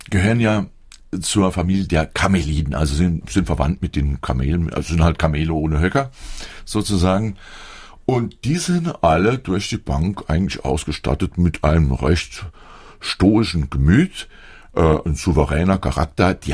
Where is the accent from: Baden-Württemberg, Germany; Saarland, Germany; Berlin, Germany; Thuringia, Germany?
Saarland, Germany; Saarbrücken; Gut, ich bin ja in, in Eschringen aufgewachsen. Ich hoffe, dass jeder weiß, wo das ist. Das ist der kleinste Stadtteil der Stadt Saarbrücken